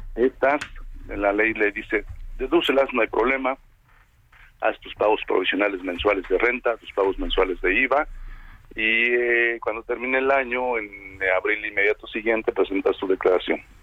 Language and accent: Spanish; Mexico; nosotros como mexicanos